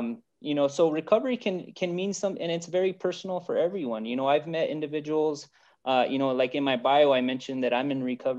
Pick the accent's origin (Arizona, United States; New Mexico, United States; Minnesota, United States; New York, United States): New Mexico, United States; From what you heard from my bio is that I'm from New Mexico. I've lived here my whole life, and I live New Mexico. I speak New Mexico and I eat New Mexico, right?